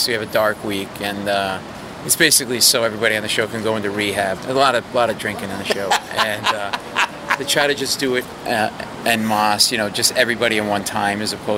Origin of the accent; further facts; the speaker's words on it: Providence, Rhode Island, United States; moved away; I grew up in New England, in Providence.